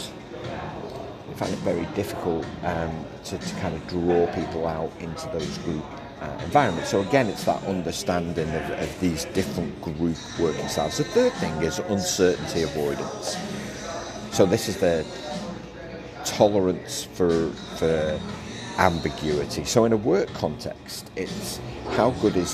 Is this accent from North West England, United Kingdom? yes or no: yes; Liverpool, North West England, United Kingdom; I was from Liverpool